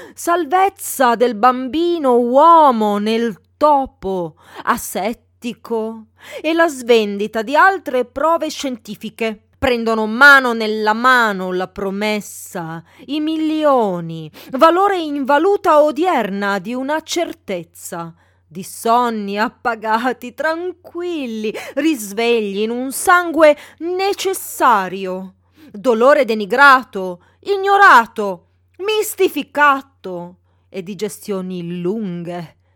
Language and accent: Italian; Milan, Lombardy, Italy; Io sono milanese di Milano